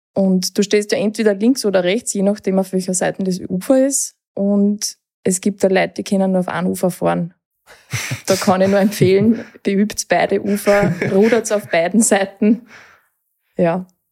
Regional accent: Lower Austria, Austria; bei uns in Niederösterreich

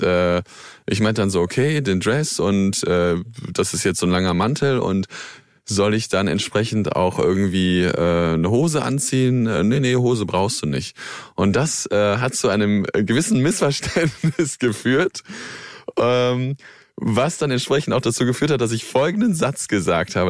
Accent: near Cologne, North Rhine-Westphalia, Germany; Ich bin äh, dort in der Gegend groß geworden

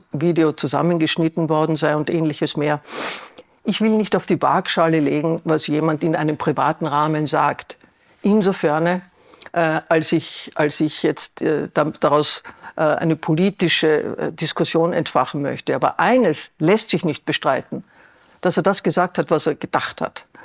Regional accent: Vienna, Austria; Ich als Wienerin habe ein Beispiel

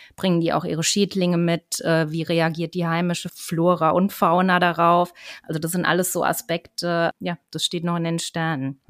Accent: Germany; bei uns in Deutschland

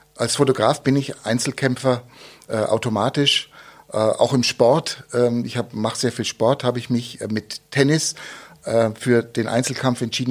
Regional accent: Munich, Bavaria, Germany; now in Augsburg, Germany; Ich bin in München geboren, schöne Stadt, äh, als Kind dort aufgewachsen

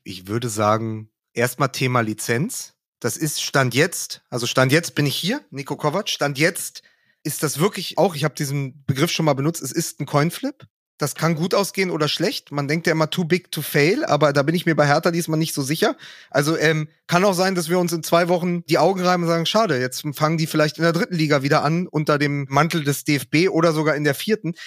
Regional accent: Berlin, Germany; als Berliner, als Westberliner, als Hertaner

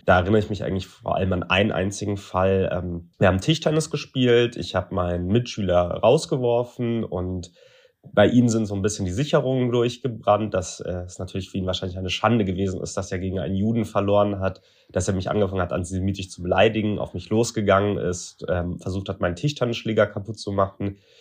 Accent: Frankfurt, Hesse, Germany; now in Berlin, Germany; dass ich nach Frankfurt, meiner Geburtsstadt und Berlin, meinem Wohnort in Köln, am häufigsten in Deutschland anzutreffen bin.

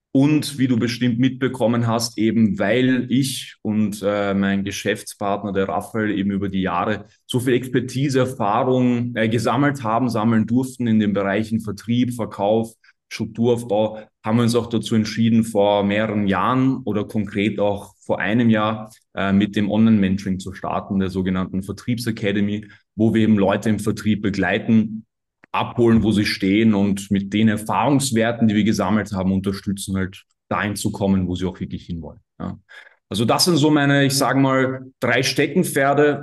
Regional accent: Austria; accent: Austrian; an der Aussprache hat auch jeder schon gehört, dass ich Österreicher bin.

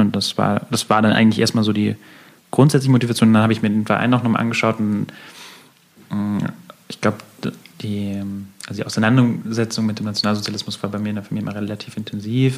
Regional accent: Munich, Bavaria, Germany; als äh, Münchner

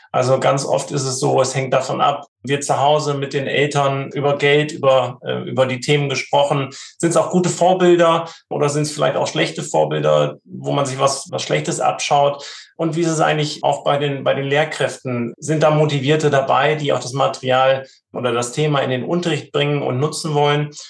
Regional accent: Hamburg, Germany; Ich wohne auch in Hamburg, wir kommen alle aus Hamburg

